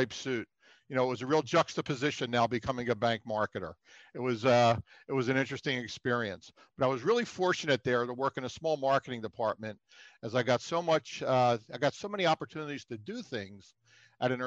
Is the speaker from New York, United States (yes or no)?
no; Philadelphia, Pennsylvania, United States; I grew up in the Feltonville neighborhood in Philadelphia. So I've been a Philadelphian pretty much my whole life